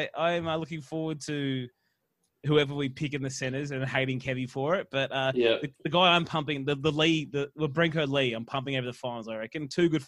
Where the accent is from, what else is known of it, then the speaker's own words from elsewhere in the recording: Queensland, Australia; Origin as a child for me as a Queenslander